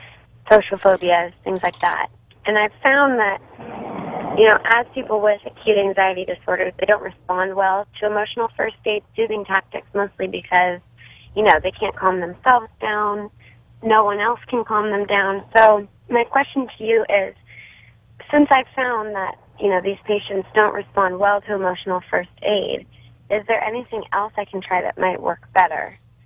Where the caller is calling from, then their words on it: Culver City, California, United States; I'm calling from Culver City.